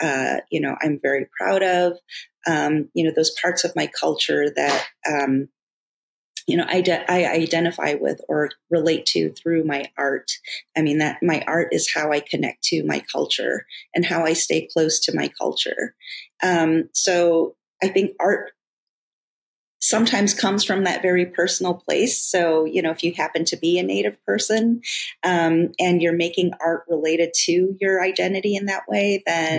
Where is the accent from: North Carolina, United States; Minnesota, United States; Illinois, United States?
Illinois, United States; Chicago; also born or lived in Korea / Jemez Pueblo, New Mexico / Santa Fe; we moved up here to Chicago, where I've been for most of my life since I was almost 2 years old. And so Chicago's been my home very much, you know, an influence on, you know, who I am today, you know, growing up in the city